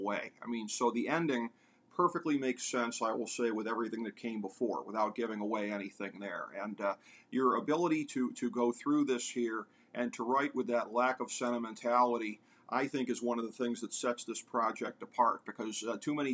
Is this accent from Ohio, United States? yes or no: yes; America's North Coast, Ohio, United States; me being a lifelong resident of America's North Coast, apparently my hometown team is nicknamed the Steamers